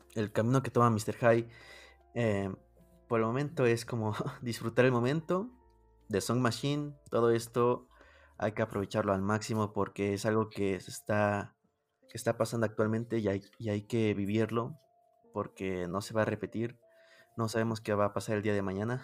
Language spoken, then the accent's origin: Spanish; Mexico; yo soy de México